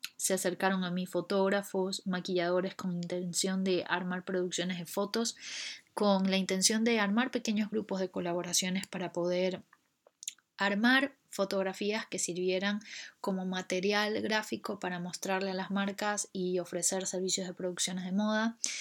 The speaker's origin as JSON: {"language": "Spanish", "country": "Ecuador", "also_born_or_lived": "Buenos Aires, Argentina", "moved": "as an adult", "lives_now": "London, United Kingdom", "said": "Soy ecuatoriana"}